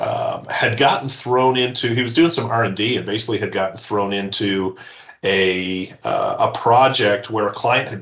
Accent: Newfoundland and Labrador, Canada; moved away; also born or lived in Yukon / Calgary, Alberta / Montreal; I was born in the Yukon and I grew up in Newfoundland.

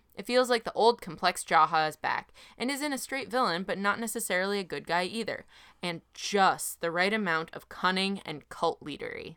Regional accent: Boston, Massachusetts, United States; we're from Boston

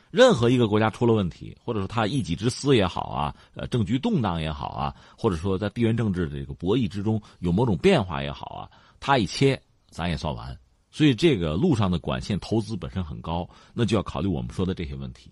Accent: China; 我们中国人

